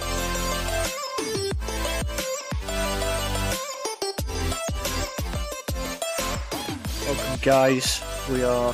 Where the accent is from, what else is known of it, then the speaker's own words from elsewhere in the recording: England, United Kingdom; we in England